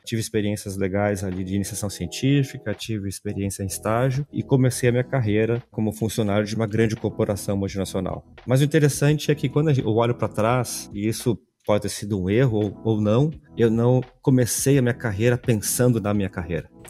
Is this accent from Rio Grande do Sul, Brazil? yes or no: yes; Porto Alegre, Rio Grande do Sul, Brazil; Sou gaúcho, natural aqui de Porto Alegre